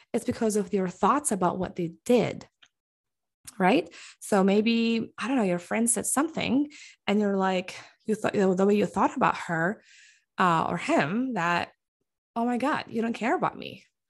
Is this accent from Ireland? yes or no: no; Bethlehem, West Bank, Palestine; now in Michigan, United States; we got married in Palestine, specifically in Bethlehem, the city where I was born and raised